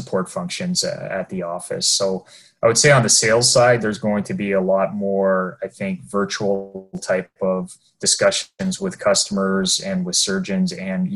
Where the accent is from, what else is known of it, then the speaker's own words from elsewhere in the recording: Ontario, Canada; moved away as an adult; now in Vancouver, Canada; we're both from Ontario